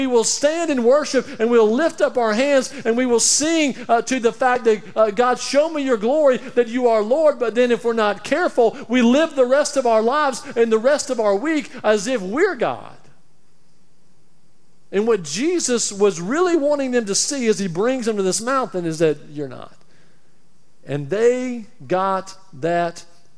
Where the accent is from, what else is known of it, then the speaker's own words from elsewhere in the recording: Alabama, United States; moved away; also born or lived in Tampa; I'm from Alabama